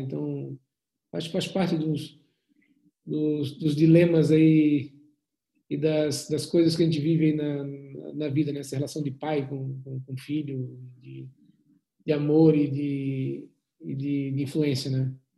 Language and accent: Portuguese; Florianópolis, Santa Catarina, Brazil; eu sou de Santa Catarina, de Florianópolis